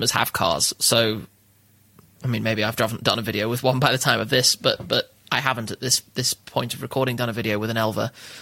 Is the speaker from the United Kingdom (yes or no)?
yes; United Kingdom; I'm British